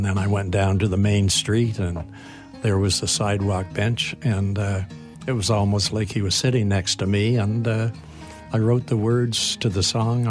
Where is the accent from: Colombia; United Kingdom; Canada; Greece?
Canada; Wolfville, Nova Scotia; born or raised there; moved away